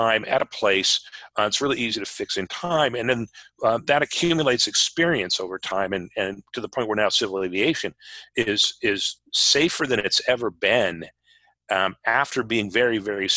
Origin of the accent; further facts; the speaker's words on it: Anchorage, Alaska, United States; moved away as an adult; also born or lived in Washington; People who know me know that I grew up in Alaska. I grew up in Anchorage.